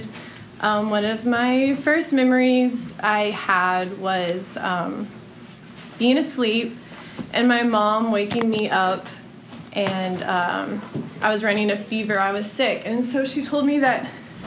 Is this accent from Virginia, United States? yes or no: no; Houston, Texas, United States; now in Austin, United States; I was born in Houston, Texas